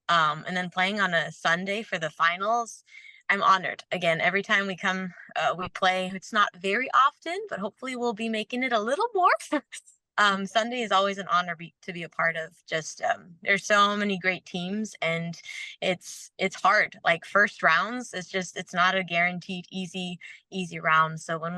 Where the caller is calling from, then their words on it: New Braunfels, Texas, United States; I am back home in Texas, New Braunfels, Texas, after the weekend in Arizona, and I am happy to be home.